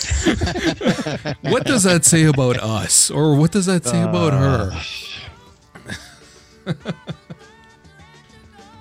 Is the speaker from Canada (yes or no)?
yes; Canada